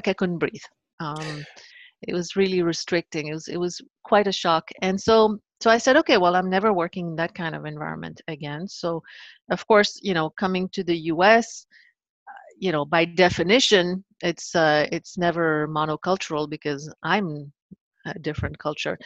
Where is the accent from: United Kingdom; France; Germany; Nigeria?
France; Paris, Île-de-France; growing up in Paris, in France back then